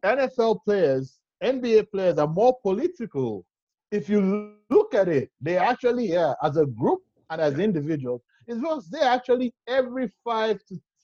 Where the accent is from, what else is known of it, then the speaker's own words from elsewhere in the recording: Nigeria; as a Nigerian